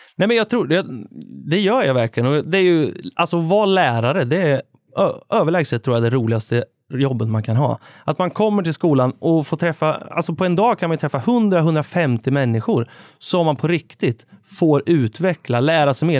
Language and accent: Swedish; Värmland, Sweden; now in Örebro, Sweden; Nu får man väl snart kalla sig för Örebroare efter tio år på, eh, på planen. Men, eh, från början så är det ju Värmland som gäller.